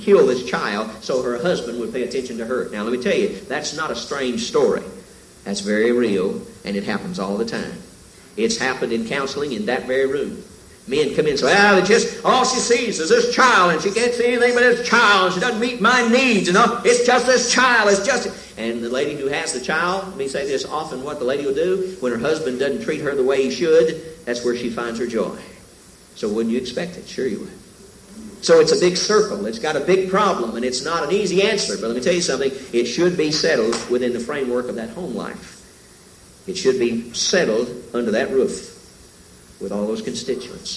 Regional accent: the South, United States; moved away; I came from the South

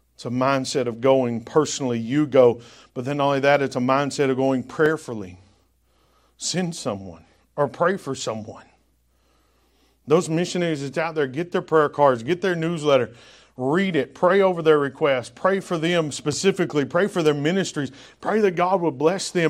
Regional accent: the South, United States; accent: Southern drawl; now in New England, United States; because I'm from the South and I've got that Southern draw, which I don't know that I'll ever lose

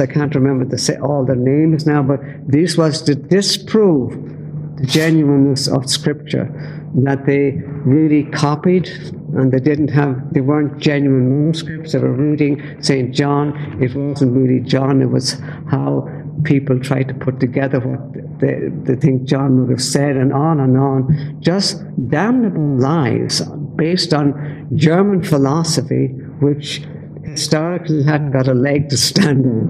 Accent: Dublin, Leinster, Ireland; I grew up in Dublin and uh, my family was devout Catholic.

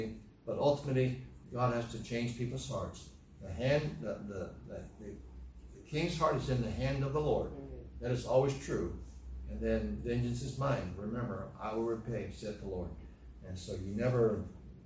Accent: United States; as American citizens

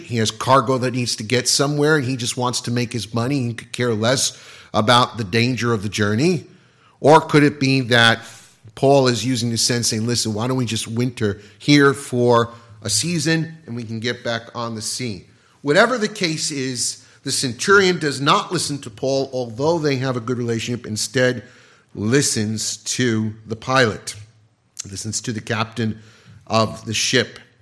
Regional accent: United States; being American

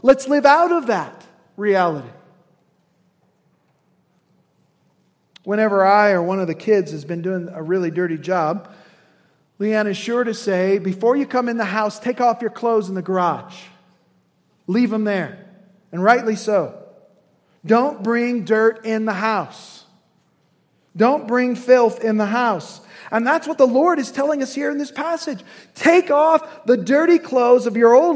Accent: Indiana, United States; as a son of Indiana

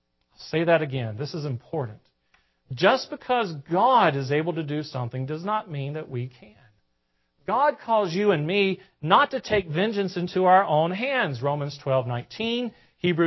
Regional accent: the South, United States; accent: southern; forgive my southern accent.

